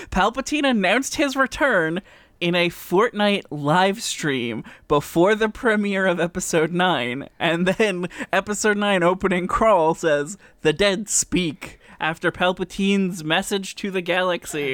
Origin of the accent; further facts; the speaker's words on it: Canada; It's part of being Canadian